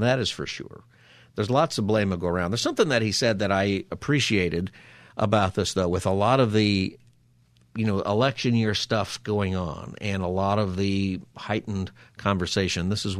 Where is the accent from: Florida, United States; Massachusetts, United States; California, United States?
California, United States; Palmdale; I remember as a kid all the time growing up in Palmdale area and my dad talking about the drought and saving water